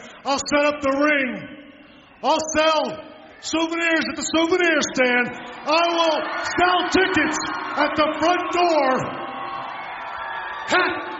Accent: San Antonio, Texas, United States; right here in my hometown of San Antonio, Texas?

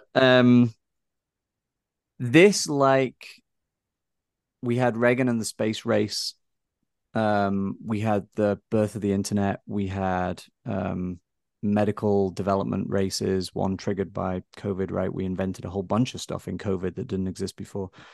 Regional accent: Blackpool, North West England, United Kingdom; moved away as an adult; now in United States; my hometown in England, for instance, some of your listeners might know it, Blackpool

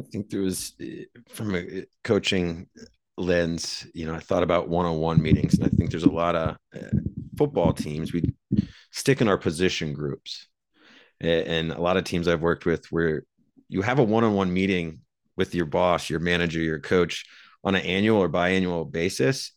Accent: Iowa, United States; I grew up in Iowa

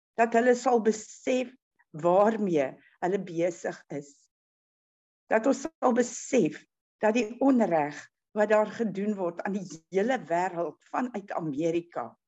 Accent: South Africa; Ons as Suid-Afrikaners

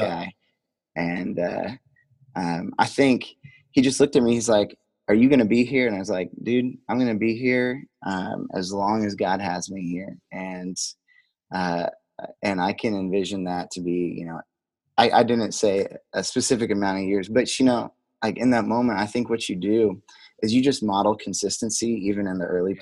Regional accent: the Delphi / Logansport area, Indiana, United States; also born or lived in Colorado; I grew grown up and uh, you know was raised in the area, so and Delphi and Logan'sport Sport are just right down the road from each other

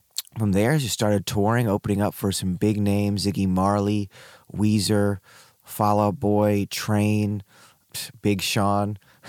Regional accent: Hong Kong; born there; I was born in Hong Kong, but before that, my parents lived in Peru.

